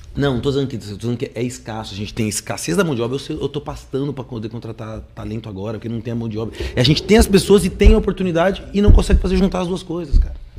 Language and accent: Portuguese; Brazil; a gente como brasileiro